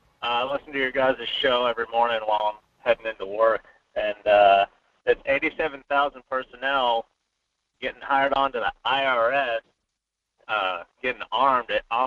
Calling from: Fairbanks, Alaska, United States; Hey there. Good morning. This is … from Fairbanks.

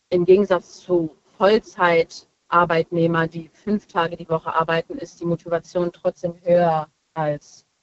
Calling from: Hesse, Germany; Äh, ich komme aus äh, Nähe Limburg.

